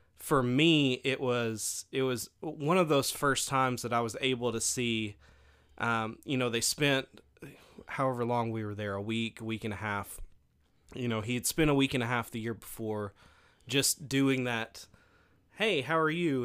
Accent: Stuttgart, Arkansas, United States; now in Hamburg, United States; I grew up in Stuttgart

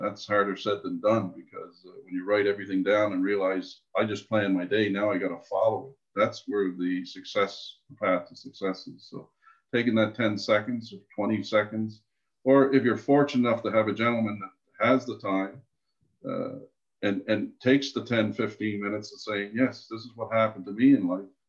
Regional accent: Canada; I was born on the East Coast.

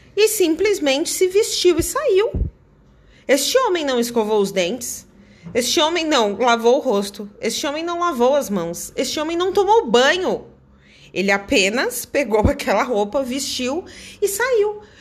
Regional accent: Brazil; also born or lived in Dublin, Ireland; eu, como brasileira

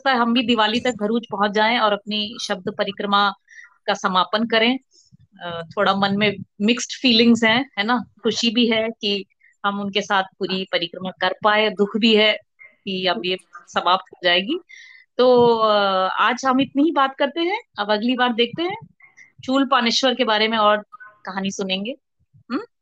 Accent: Uttarakhand, India; तो कुमाऊं मतलब उत्तराखंड का एक बड़ा हिस्सा है कुमाऊं एक हिस्सा है गढ़वाल तो आई एम फ्रॉम कुमाऊं

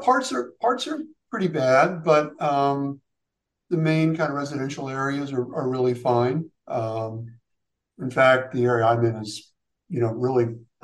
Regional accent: Hawaii, United States; born there; also born or lived in Seattle / California / Afghanistan / Long Island, New York; I was actually born out west. I was born in Hawaii. We moved around a lot when I was younger.

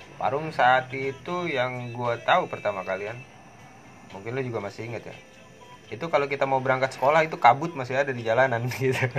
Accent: Parung, West Java, Indonesia; Gua mencintai parung, gua besar di parung, berjodoh di parung

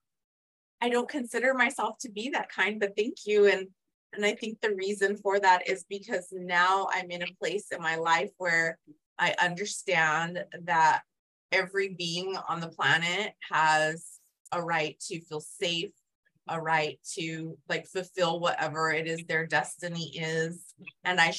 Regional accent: Yuma, Arizona, United States; I grew up in Yuma, so on the border

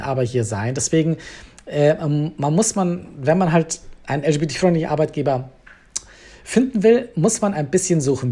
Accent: Bavaria, Germany; moved away as an adult; now in Berlin, Germany; ich komme eigentlich ursprünglich aus Bayern, bin aber halb Schotte und mittlerweile seit elf Jahren Wahlberliner

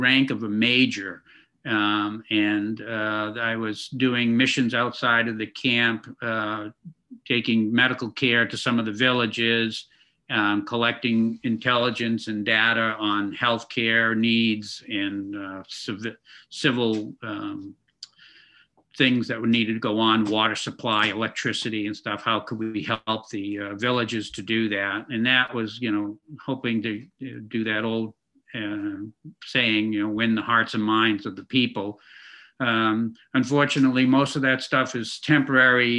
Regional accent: Woburn, Massachusetts, United States; I come from Waubun, Massachusetts, where I grew up

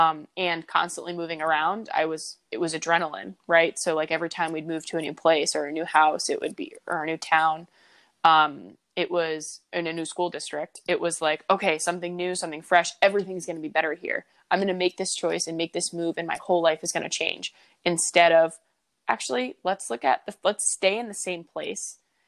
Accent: East Lyme, Connecticut, United States; Predominantly, I say I'm from Connecticut, from East Lyme, where you are also from, because that's where I spent the most time and that's where I felt the most home.

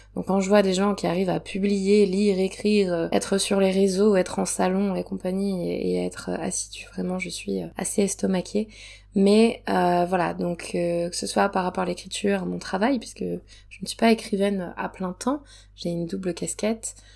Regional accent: Provence-Alpes-Côte d'Azur, France; ma région natale, euh, dans laquelle je suis actuellement, donc dans le, le sud, je suis en Provence.

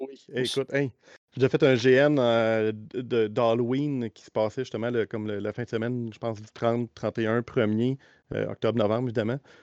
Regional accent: Quebec, Canada; accent: Québécois; je pense par l'accent, on se trahit. on est québécois vraiment pur laine, les deux.

